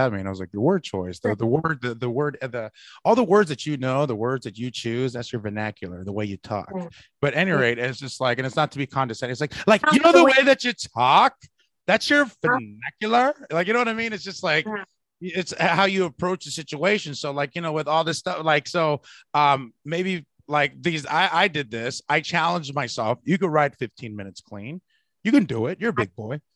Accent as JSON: {"language": "English", "area": "Bay Area", "region": "California", "country": "United States", "said": "I'm from the Bay Area"}